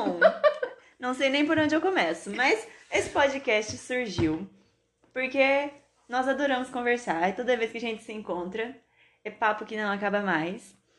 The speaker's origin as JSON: {"language": "Portuguese", "town": "Maringá", "region": "Paraná", "country": "Brazil", "tie": "born or raised there", "also_born_or_lived": "Assis Chateaubriand", "said": "Nasci em Assis. Vim pra Maringá com 5 anos."}